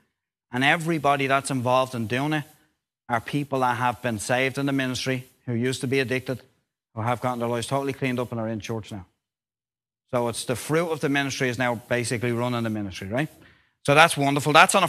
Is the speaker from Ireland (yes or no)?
yes; Dublin, Leinster, Ireland; Now, I am from Dublin, so there's only normally Roman Catholic churches in Dublin.